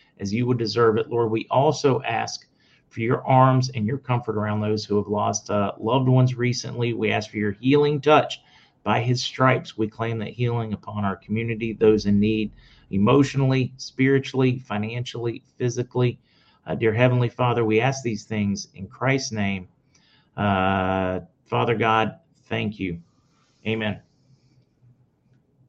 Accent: Oregon, United States; Born and bred in Oregon

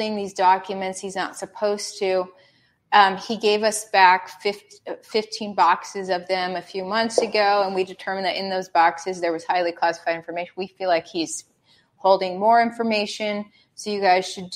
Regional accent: the North, United States; I'm a hardcore Yankee. I'm from the North

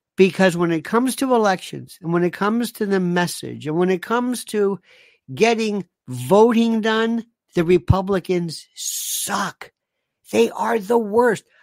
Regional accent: United States; I'm an American

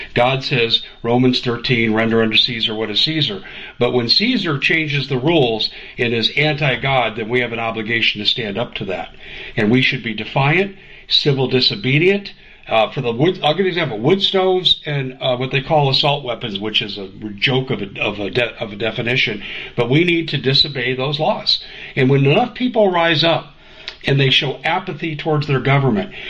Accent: Colorado, United States; moved away; also born or lived in Arizona; I grew up in Colorado.

